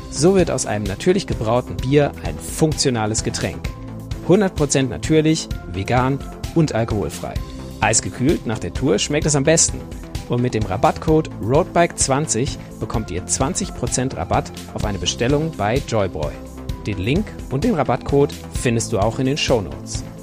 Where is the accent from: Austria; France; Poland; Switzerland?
Austria; moved away as an adult; now in Stuttgart, Germany; Also wie man meinem Dialekt entnehmen kann, bin ich Österreicher. Ich wohne zwar seit vielen Jahren in Deutschland, in Stuttgart, aber ich